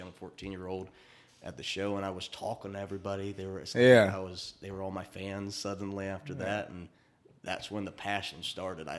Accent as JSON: {"language": "English", "town": "Dayton", "region": "Ohio", "country": "United States", "tie": "born or raised there", "moved": "yes", "lives_now": "Nashville, United States", "said": "I grew up in Dayton, Ohio"}